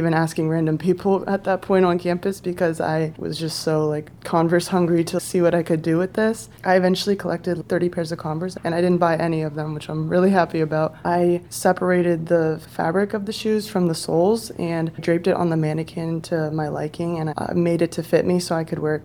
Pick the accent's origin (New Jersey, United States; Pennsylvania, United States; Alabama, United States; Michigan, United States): Pennsylvania, United States; Lancaster; I grew up in Lancaster, PA